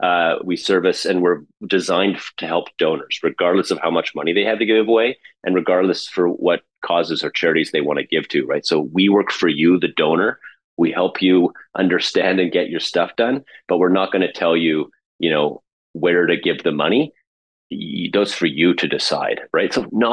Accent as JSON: {"language": "English", "country": "Canada", "said": "as a person, as a Canadian who wants to create change in the world."}